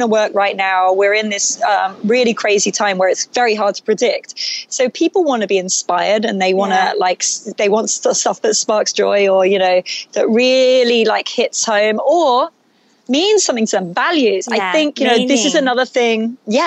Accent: England, United Kingdom; moved away; growing up in England

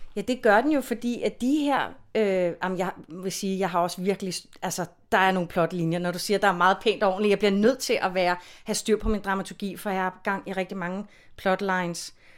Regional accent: Copenhagen, Capital Region of Denmark, Denmark; er jeg jo født og opvokset i København

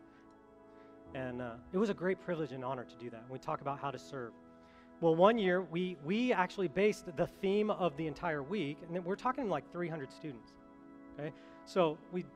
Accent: Colorado, United States; moved away; I'm from Colorado

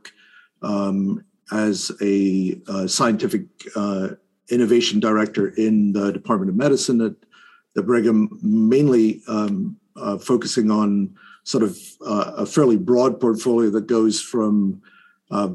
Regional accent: Isle of Skye, Scotland, United Kingdom; now in Boston, United States; I grew up, as you said, on Skye

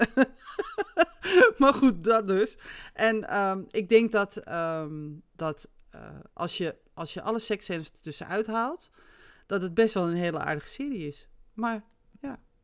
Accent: Netherlands; ik ben Nederlander

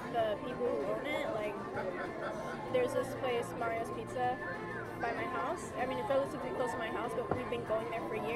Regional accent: the South, United States; We're in Long Island, guys. We're in Long Island? We are indeed. I'm just a poor girl from the South.

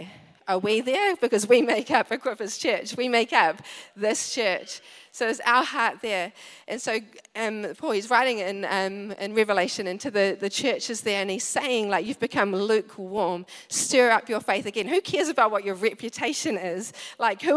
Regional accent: Wellington, New Zealand; moved away; I come from Wellington

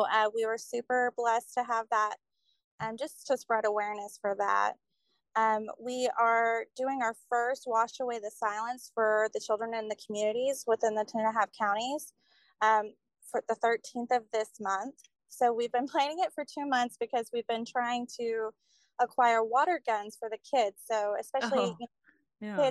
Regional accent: Gainesville, Texas, United States; also born or lived in Oklahoma City, Oklahoma; I actually grew up in Gainesville, Texas. That's where I spent most of my life, but my auntie raised me in the summers, and she's from the south side of Oklahoma City

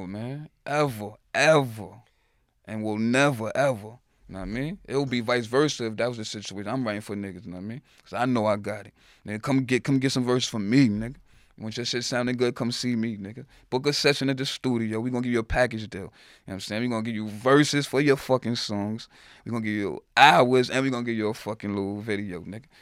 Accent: New York City, New York, United States; growing up in the Bronx, shit, real growing up in the Bronx.

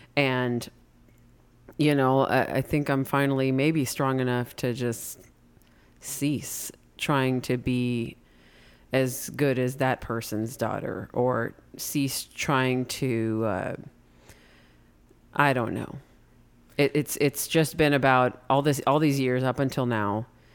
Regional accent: United States; accent: American; it wouldn't matter even if I was fluent, you'd make fun of my American accent.

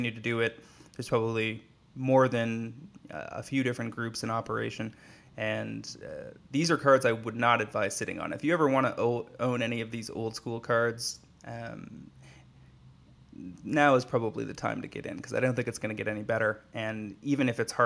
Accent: Canada; as a Canadian

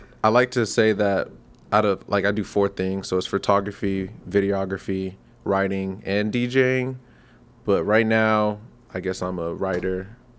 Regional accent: Owings Mills, Maryland, United States; Yeah. Owings Mills, Maryland. And then okay. I moved back down to Laurel.

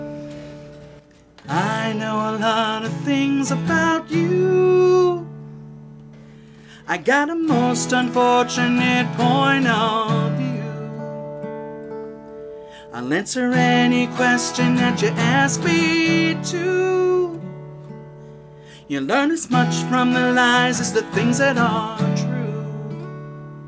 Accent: Montclair, New Jersey, United States; also born or lived in Maywood, New Jersey / Orange, New Jersey / East Orange, New Jersey / Lodi, New Jersey; I'm born and raised. I was born in Montclair

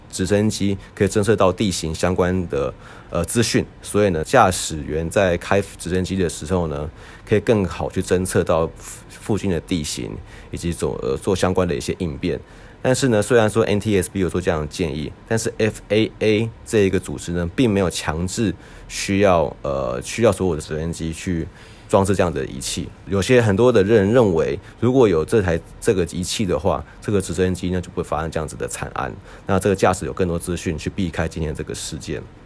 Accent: Taiwan; 身为一个台湾人

